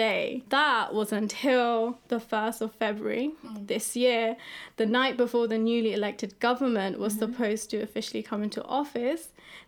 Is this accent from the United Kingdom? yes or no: yes; London, United Kingdom; also born or lived in Yangon, Myanmar; My family and I came to the UK when I was around 6 years old. And even though I pretty much grew up in London